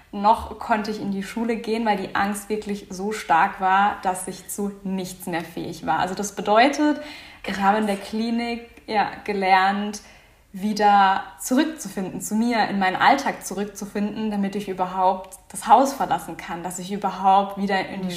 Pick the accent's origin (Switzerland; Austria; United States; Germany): Germany; Offenburg, Baden-Württemberg; Ich komme aus Offenburg